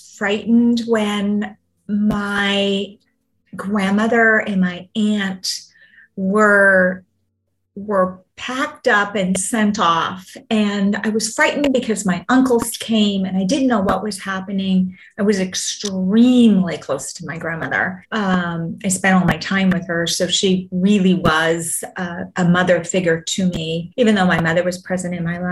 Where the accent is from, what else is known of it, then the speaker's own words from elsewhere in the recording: Vancouver, British Columbia, Canada; I'm actually from Vancouver